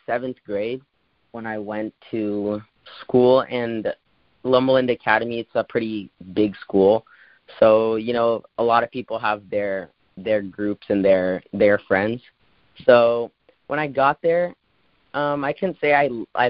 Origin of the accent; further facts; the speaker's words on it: Brazil; moved away; we're from Brazil